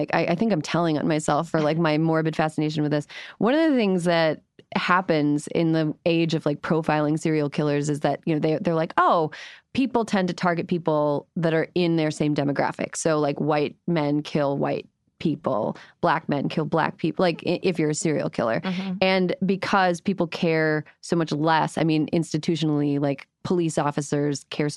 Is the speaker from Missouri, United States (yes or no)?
no; Western Wisconsin, United States; I'm from Western Wisconsin.